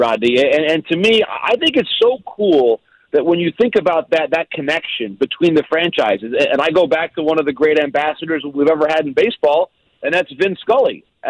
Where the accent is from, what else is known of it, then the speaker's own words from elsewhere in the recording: Michigan, United States; moved away as an adult; also born or lived in Boston; I grew up in Michigan